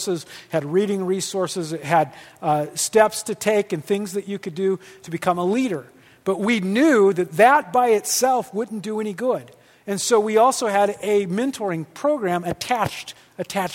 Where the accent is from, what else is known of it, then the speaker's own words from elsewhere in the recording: Midwest, United States; I'm from the Midwest